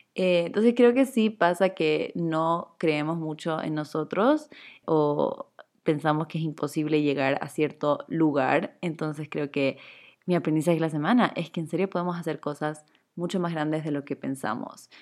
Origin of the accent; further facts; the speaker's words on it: Chile; now in Ecuador; yo soy chilena, pero vivo en Ecuador